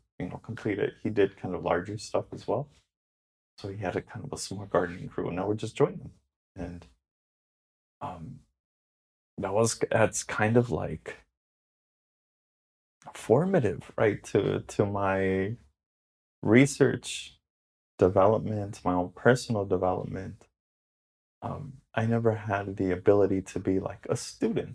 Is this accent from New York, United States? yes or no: no; Orange County, California, United States; I grew up in Orange County